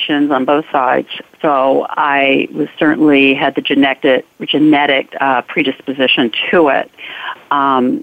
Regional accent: Memphis, Tennessee, United States; growing up in Memphis during the civil rights and so much segregation

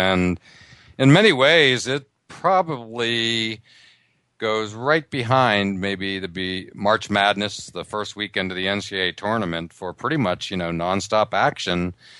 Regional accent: Altoona, Pennsylvania, United States; now in Boston, United States; I grew up in Altoona, Pennsylvania, 2 hours east of Pittsburgh and about half an hour from State College, i.e. Penn State.

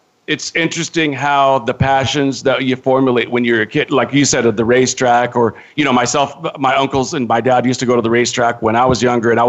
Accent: Modesto, California, United States; I grew up in Northern California in the Central Valley in Modesto.

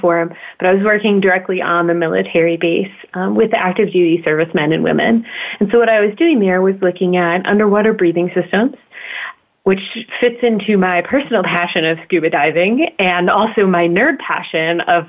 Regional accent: Troy, Michigan, United States; now in Durham, United States; I grew up in Troy, around 16 miles

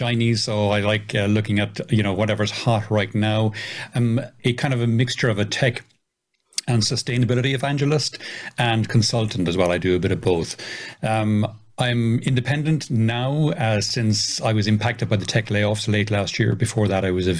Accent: Ireland; also born or lived in south of Spain; now in Spain; I'm originally Irish

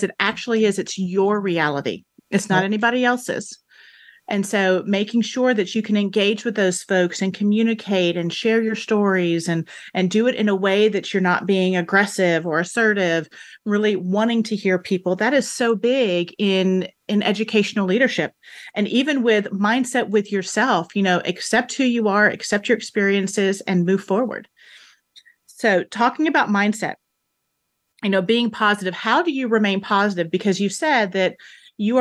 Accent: Houston, Texas, United States; now in Mississippi, United States; I'm originally from Houston, Texas

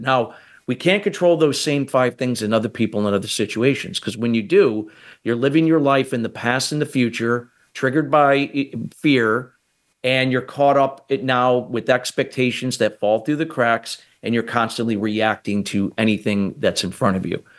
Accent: United States; I'm from the United States

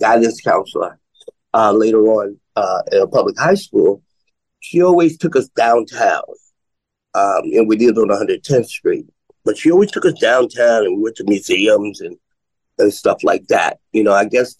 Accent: New York City, New York, United States; I was born and raised in Harlem, Harlem Hospital baby.

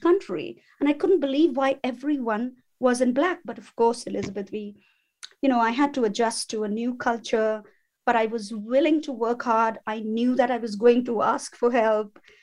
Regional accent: India; moved away as an adult; now in England; my family roots belong in India

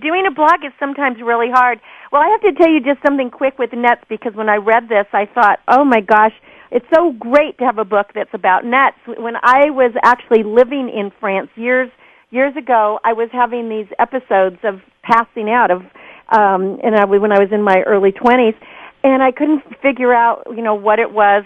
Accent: Napa Valley, California, United States; I grew up uh, in the vineyard. I'm from Napa Valley

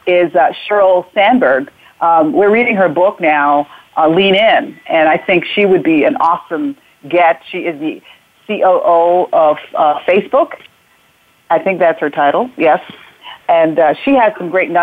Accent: Hartford, Connecticut, United States; also born or lived in Jamaica; I grew up in Hartford, Connecticut

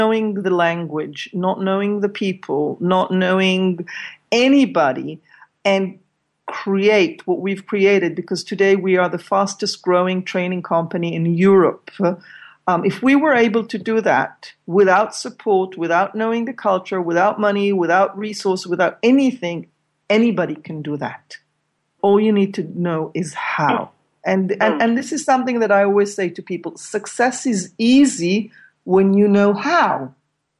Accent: Israel; moved away as an adult; now in Amsterdam, Netherlands; I grew up in Israel. I mean, for the last 18 years, I've been living with my partner here in Amsterdam, in Holland

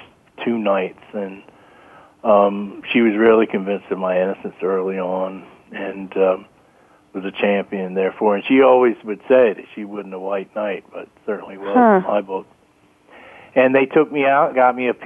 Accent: Maryland, United States; my home state of Maryland

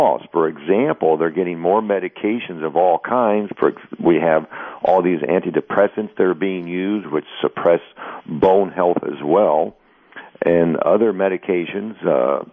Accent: United States; Growing up in the United States and in the health food industry

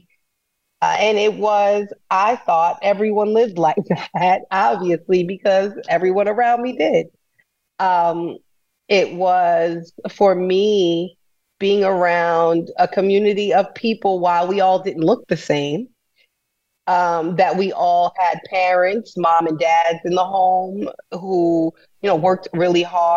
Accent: Manorville, New York, United States; moved away as an adult; now in Miami, United States; I grew up in Manorville, New York. It's a suburb in Long Island

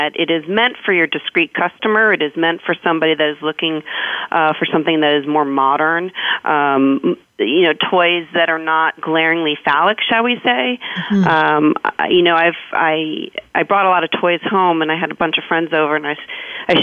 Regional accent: New York, United States; growing up in New York

